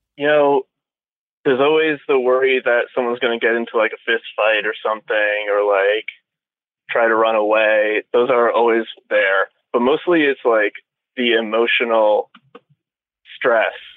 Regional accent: United States; moved away as an adult; it was near DC

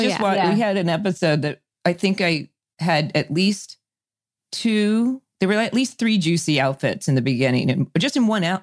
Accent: Orange County, California, United States; I grew up in Orange County.

